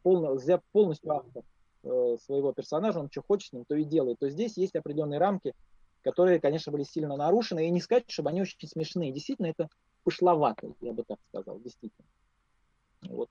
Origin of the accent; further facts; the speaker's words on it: Moscow, Russia; я москвич